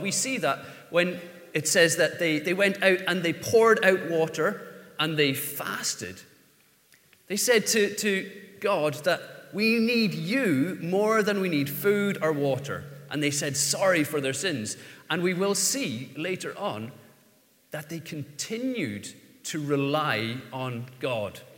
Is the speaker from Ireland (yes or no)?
yes; Ireland; as an Irishman, the, the letter R is problematic